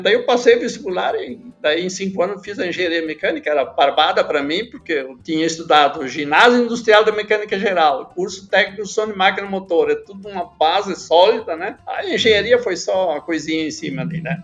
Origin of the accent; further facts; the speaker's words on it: Catuípe, Rio Grande do Sul, Brazil; also born or lived in Erechim; eu sou natural lá de, de Catuípe